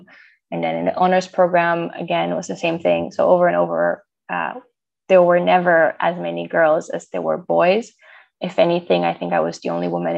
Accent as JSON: {"language": "English", "country": "Romania", "moved": "as an adult", "lives_now": "Netherlands", "said": "because I'm originally from Romania, so I moved to the Netherlands like 5 or 6 years ago now."}